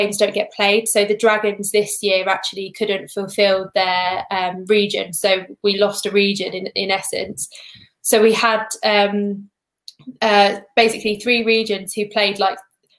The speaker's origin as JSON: {"language": "English", "area": "Essex", "region": "East of England", "country": "United Kingdom", "moved": "yes", "lives_now": "Wales, United Kingdom", "said": "I am from Essex, but I'm in Wales now."}